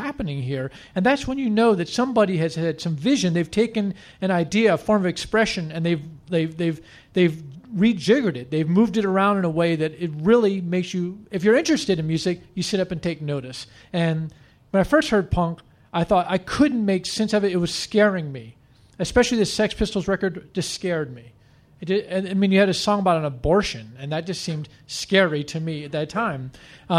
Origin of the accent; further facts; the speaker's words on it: Washington, District of Columbia, United States; a kid growing up in Washington, D.C., where there is actually, there's no rock industry in this town.